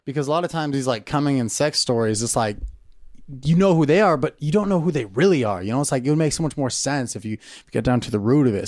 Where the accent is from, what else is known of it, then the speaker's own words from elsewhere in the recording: Camarillo, California, United States; also born or lived in Naperville, Illinois; I grew up in Camarillo, California